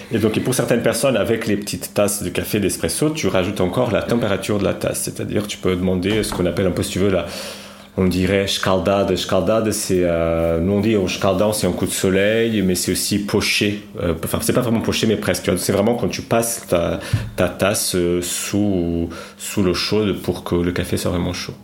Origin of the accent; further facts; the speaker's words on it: Lisbon, Portugal; French is a second language; moved away as an adult; now in Paris, France; je viens de Lisbonne. Je suis, je suis né à Lisbonne, j'ai grandi là-bas